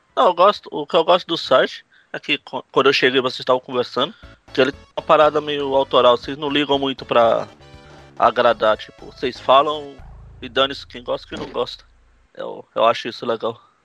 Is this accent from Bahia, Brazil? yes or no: no; São Paulo, Brazil; eu sou de São Paulo